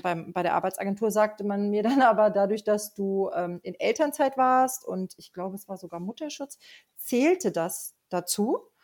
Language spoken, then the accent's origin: German; Rinteln, Lower Saxony, Germany; ich komme ähm, aus Rinteln, das ist in der Nähe von Hameln